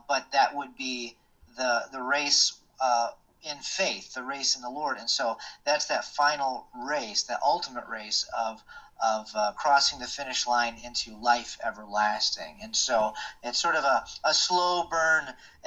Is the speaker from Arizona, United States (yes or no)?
no; Kalamazoo, Michigan, United States; I'm actually from Kalamazoo, Michigan, and so a lot of people don't even realize Kalamazoo is a real town. It's not fictitious. I grew up there